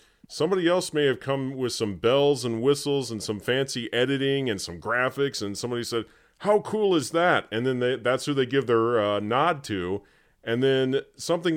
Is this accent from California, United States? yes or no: no; Terre Haute, Indiana, United States; moved away as an adult; now in Michigan, United States; when I was back in my hometown of Terre Haute, Indiana